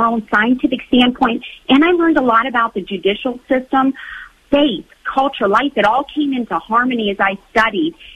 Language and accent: English; Steubenville, Ohio, United States; I grew up here in Steubenville near Franciscan University